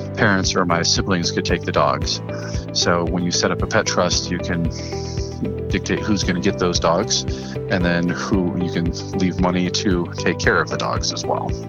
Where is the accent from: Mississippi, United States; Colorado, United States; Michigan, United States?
Colorado, United States; Fort Collins; also born or lived in Portland, Oregon; So I was born in Portland, Oregon, and you know they moved here right before I turned six. So I grew up in Fort Collins